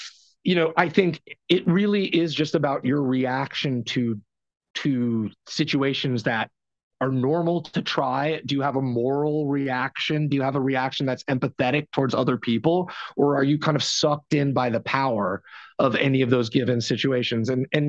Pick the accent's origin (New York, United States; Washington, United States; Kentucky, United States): New York, United States; born there; And that I was born in New York and that my family...